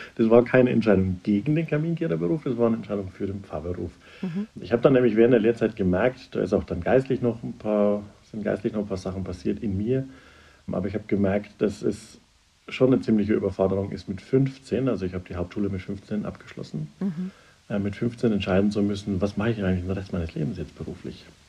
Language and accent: German; Upper Franconia, Bavaria, Germany; now in Munich, Germany; ich bin im Oberfränkischen aufgewachsen